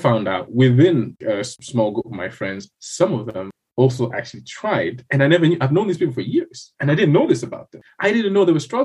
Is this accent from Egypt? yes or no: no; Blantyre, Southern Region, Malawi; also born or lived in Lilongwe, Malawi; I was originally from Blantyre, so I moved to the capital, worked there for about 3 years, and then now I moved back here